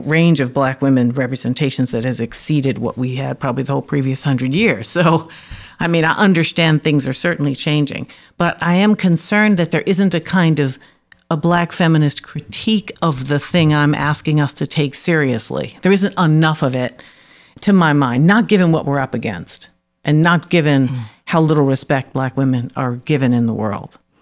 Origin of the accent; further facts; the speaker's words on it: New York City, New York, United States; also born or lived in Harlem; I'm from the Bronx. I grew up in Harlem, actually, and then moved to the Bronx when I was about eight. So my adolescence was spent in the Bronx